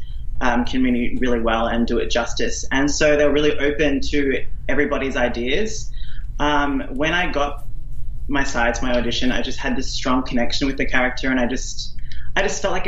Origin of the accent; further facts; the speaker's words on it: Australia; accent: Australian; moved away as an adult; also born or lived in Sydney, Australia; now in Vancouver, Canada; originally from a small town in Australia. I moved to Sydney when I was 18